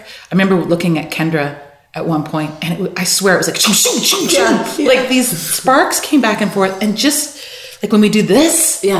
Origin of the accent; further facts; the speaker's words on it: Newfoundland and Labrador, Canada; And we all come out and we say, hi, we're from Newfoundland, basically.